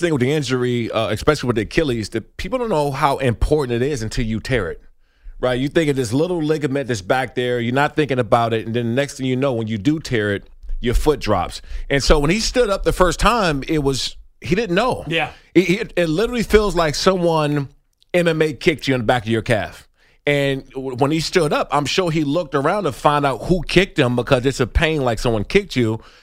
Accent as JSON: {"language": "English", "region": "Maryland", "country": "United States", "tie": "born or raised there", "said": "I'm from Maryland. You know, I grew up 20, 20 25 minutes from the school, um, and that's home."}